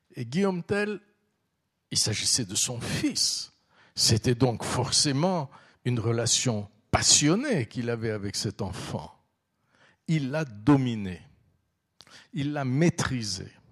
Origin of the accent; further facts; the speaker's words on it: Vaud, Switzerland; also born or lived in Istanbul, Turkey; je suis vaudois